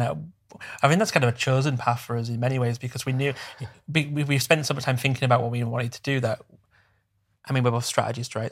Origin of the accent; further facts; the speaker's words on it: Bradford, Yorkshire and the Humber, United Kingdom; I come from a very working class background, and, and in a smaller town, I'm from Bradford